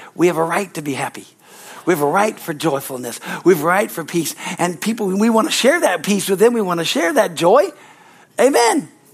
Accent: United States; I was born in America

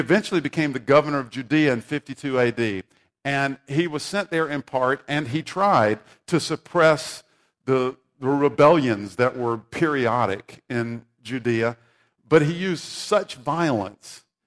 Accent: South Carolina, United States; I grew up in South Carolina

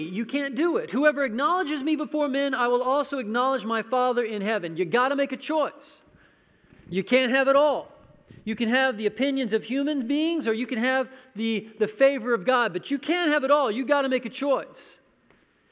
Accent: United States; I'm an American

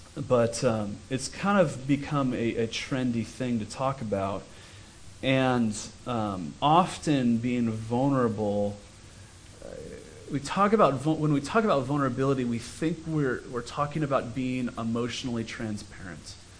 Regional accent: United States; we as American Christians

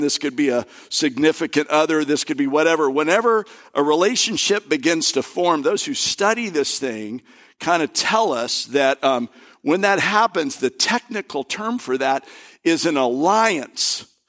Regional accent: Florida, United States; also born or lived in Kentucky; I'm from Florida

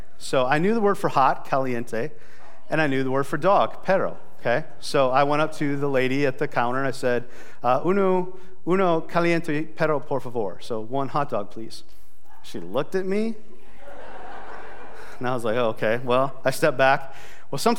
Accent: South Dakota, United States; I'm from South Dakota and in the United States of America

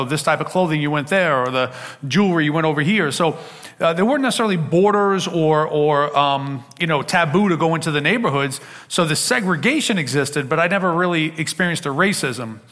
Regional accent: Long Island, New York, United States; also born or lived in Queens, New York City; I was born in Queens in New York City, but at a very young age, I moved out to Long Island to go to a good public school

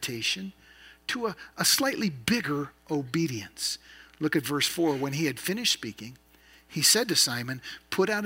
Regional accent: the Northwest, Pacific Northwest, United States; also born or lived in Idaho; I grew up in the Northwest, so I learned to ski when I was young

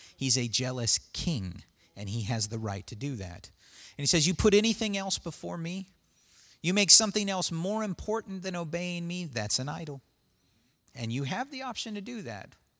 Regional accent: United States; I'm an American

